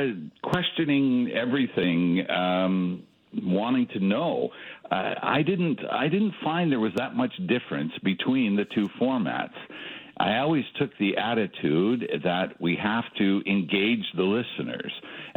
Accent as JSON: {"language": "English", "town": "Toronto", "region": "Ontario", "country": "Canada", "tie": "born there", "also_born_or_lived": "Edmonton / Calgary", "said": "It was the same when I moved from Edmonton to Calgary. I made many friends in both places, and they're basically, I think, what ties you to a city. I was born in Toronto."}